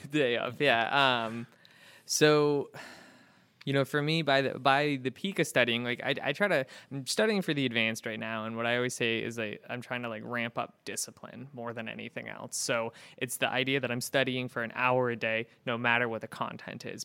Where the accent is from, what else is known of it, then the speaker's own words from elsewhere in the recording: Pacific Northwest, United States; moved away as an adult; also born or lived in Florida / Portland, Maine; now in Syracuse, United States; I grew up in the Pacific Northwest